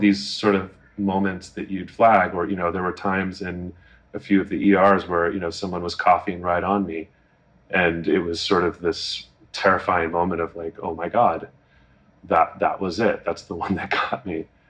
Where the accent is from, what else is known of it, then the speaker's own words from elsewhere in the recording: United States; as an American